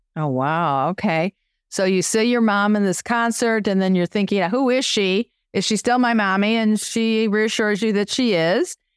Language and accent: English; Chicago, Illinois, United States; I'm Chicago